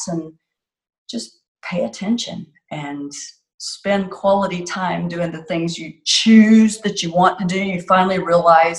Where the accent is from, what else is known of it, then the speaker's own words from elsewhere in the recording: Florida, United States; moved away; I'm from Florida originally